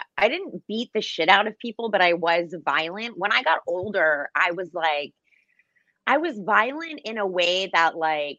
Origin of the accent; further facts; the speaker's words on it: New Jersey, United States; I'm from Jersey